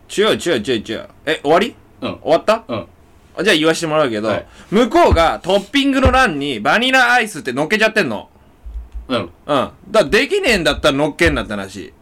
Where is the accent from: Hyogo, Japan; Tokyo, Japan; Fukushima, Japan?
Tokyo, Japan; Higashikurume; born or raised there